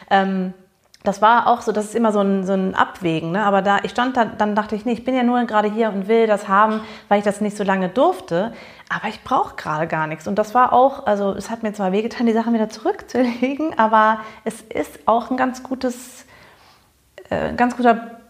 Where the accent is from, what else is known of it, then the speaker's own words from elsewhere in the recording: Bonn, North Rhine-Westphalia, Germany; Es gab nämlich einen Laden ähm, in Bonn, wo ich groß geworden bin, im amerikanischen Viertel, The Thrift Shop, also der Secondhand-Laden.